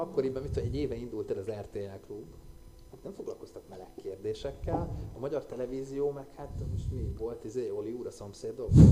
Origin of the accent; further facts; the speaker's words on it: Budapest, Hungary; én budai vagyok